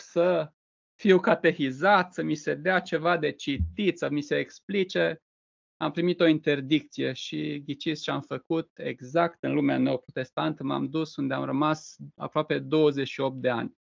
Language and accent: Romanian; Reșița, Caraș-Severin County, Romania; eu sunt din Reșița